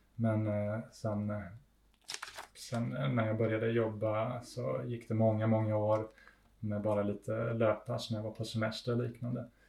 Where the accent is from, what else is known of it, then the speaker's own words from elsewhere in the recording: Ängelholm, Skåne, Sweden; moved away as an adult; now in Italy; vi flyttade hit när jag var tre år gammal och så är jag. Jag är uppvuxen här helt enkelt. Men bor inte här.